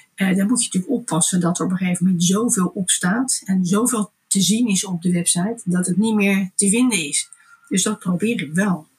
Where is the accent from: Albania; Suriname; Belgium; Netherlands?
Netherlands; Delft, South Holland; Ik kom uit een, een ondernemersgezin. We hadden groentewinkels in Delft.